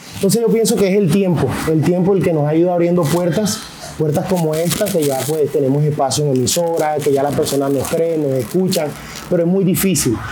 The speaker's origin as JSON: {"language": "Spanish", "country": "Colombia"}